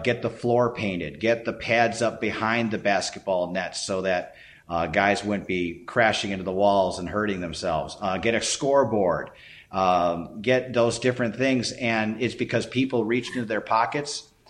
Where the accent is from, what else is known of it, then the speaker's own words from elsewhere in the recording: Chicago, Illinois, United States; moved away as an adult; also born or lived in Clarks Summit, Pennsylvania / Decatur, Illinois; now in Warrenton, United States; Born and raised in Chicago